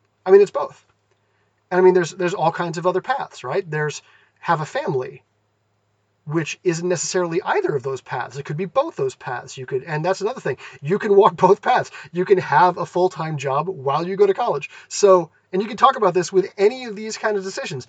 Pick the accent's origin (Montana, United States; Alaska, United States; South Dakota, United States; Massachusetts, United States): Massachusetts, United States; moved away as an adult; also born or lived in California; I grew up in Massachusetts. I moved to California for college